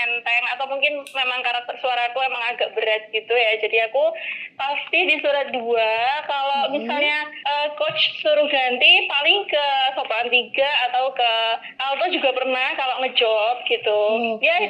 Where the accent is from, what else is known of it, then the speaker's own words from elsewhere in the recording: Yogyakarta, Special Region of Yogyakarta, Indonesia; accent: medok; Terus aku kelihatan banget ya dari suaranya dah medok banget jadi pasti aku dari Jogja